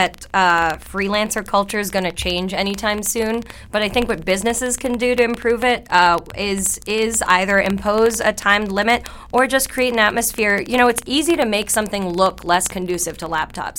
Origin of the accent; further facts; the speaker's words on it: Canada; now in United States; I'm Canadian